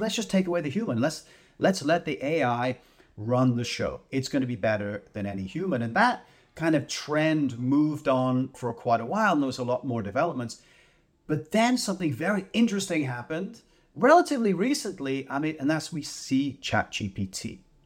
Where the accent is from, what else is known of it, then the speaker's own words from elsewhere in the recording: Canada; as a Canadian